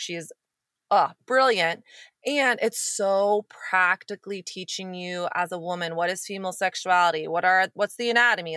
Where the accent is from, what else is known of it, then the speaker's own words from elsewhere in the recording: United States; growing up in America